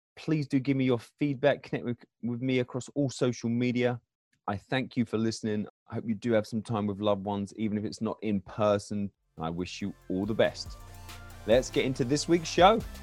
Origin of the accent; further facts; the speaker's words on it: England, United Kingdom; moved away as an adult; now in Michigan, United States; I'm from England originally